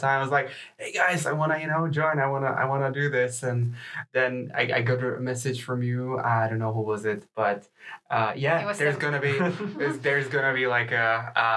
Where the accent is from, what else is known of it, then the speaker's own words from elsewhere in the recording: Czechia; now in Lund, Sweden; I come from Czech Republic